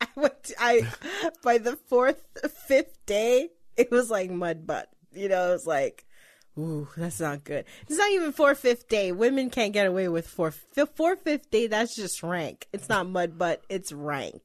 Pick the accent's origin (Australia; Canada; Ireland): Canada; We're Canadian